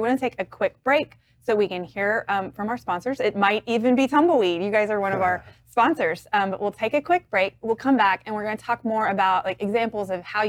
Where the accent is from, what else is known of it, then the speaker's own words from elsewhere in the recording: Waco, Texas, United States; I grew up in Waco, so I'm not a Baylor Bear, obviously